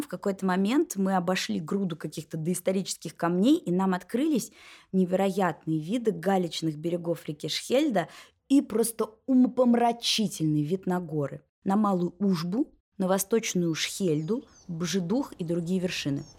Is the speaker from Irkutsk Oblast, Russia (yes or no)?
no; Moscow, Russia; нашу московскую неестественность жизнь